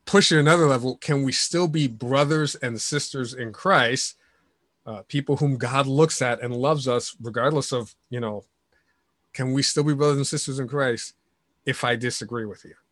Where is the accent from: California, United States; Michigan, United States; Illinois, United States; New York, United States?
New York, United States; New York City; moved away; New York City is my hometown